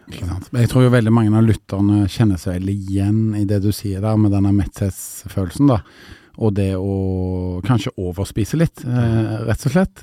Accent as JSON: {"language": "Norwegian", "town": "Stavanger", "region": "Rogaland", "country": "Norway", "moved": "yes", "lives_now": "Oslo, Norway", "said": "Jeg kommer fra Sør-Vestlandet, jeg kommer fra Stavanger"}